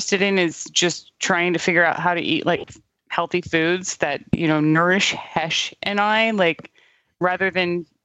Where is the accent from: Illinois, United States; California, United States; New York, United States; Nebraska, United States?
California, United States; I was raised super liberal in California